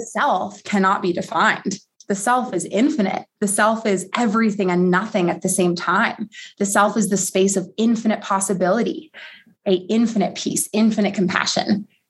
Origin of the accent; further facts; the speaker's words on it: Colorado, United States; my home state